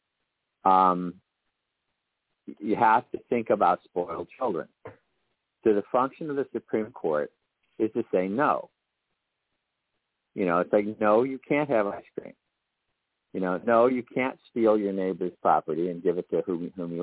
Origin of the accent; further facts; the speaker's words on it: Florida, United States; when we grew up in Florida